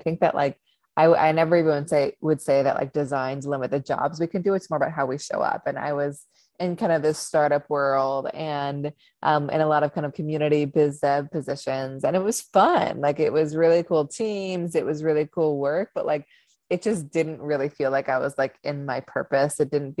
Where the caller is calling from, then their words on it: New York, United States; I am joining from upstate New York. I moved up here from a city about 6 months ago.